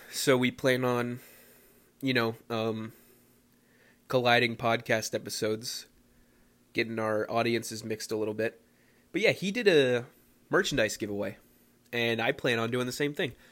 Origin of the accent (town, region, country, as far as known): Philadelphia, Pennsylvania, United States; moved away